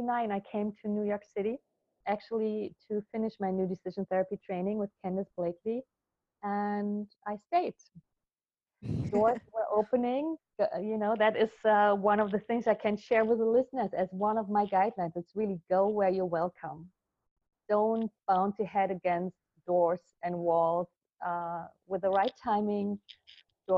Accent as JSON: {"language": "English", "region": "Berlin", "country": "Germany", "tie": "born or raised there", "said": "I was born in Berlin at the time, actually, of the wall. I was in West Berlin with my family, middle-class family"}